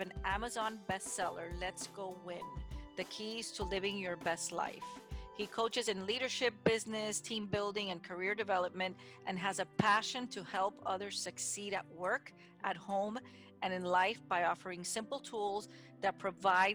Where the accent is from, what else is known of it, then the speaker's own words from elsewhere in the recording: Miami, Florida, United States; I was born and raised in Miami, and Florida will always be home.